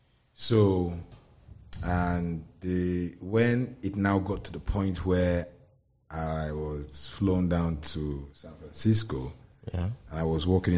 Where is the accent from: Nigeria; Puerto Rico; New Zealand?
Nigeria; Ikeja, Lagos; born there; I was born in Ikeja, Lagos.